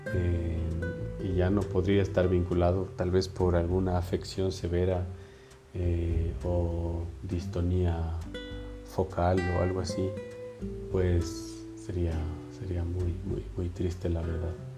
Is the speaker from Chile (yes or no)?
no; Ibarra, Imbabura, Ecuador; moved away as an adult; now in Quito, Ecuador; yo soy de Ibarra, entonces ya son casi 11 años que vivo aquí en Quito